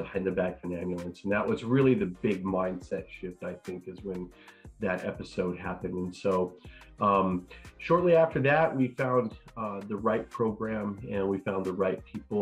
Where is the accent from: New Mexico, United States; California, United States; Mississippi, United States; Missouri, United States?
New Mexico, United States; Northern; moved away as an adult; now in Texas, United States; growing up, I was an athlete, lived in Northern New Mexico, and went to school here in Texas.